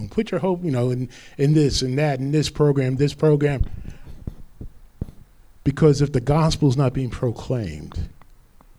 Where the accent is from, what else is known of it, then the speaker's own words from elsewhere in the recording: Rutherford, New Jersey, United States; My neighboring town where I grew up in Rutherford. Clifton was right across the river.